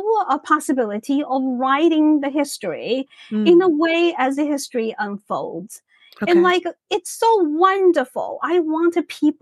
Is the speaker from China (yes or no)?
yes; Shanghai, China; moved away as an adult; now in United States; my own life in China